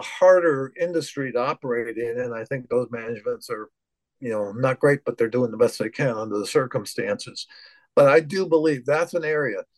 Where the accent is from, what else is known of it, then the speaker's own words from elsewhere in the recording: United States; speaking as an American